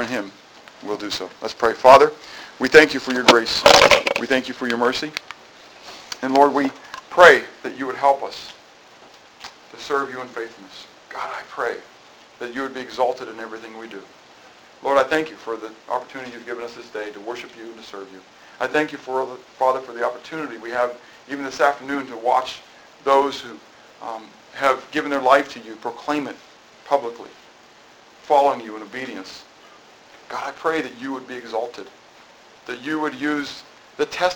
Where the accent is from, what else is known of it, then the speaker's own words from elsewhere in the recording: United States; I am an American, but I am a Christian. And my citizenship is in heaven. That's where I'm on the rolls. I happen to have been born here